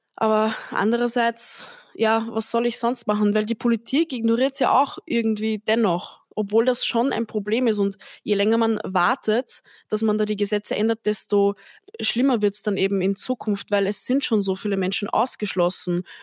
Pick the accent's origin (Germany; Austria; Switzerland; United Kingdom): Austria; now in Vienna, Austria; Aber ich bin am Land aufgewachsen, also wirklich so Dorf, Dorf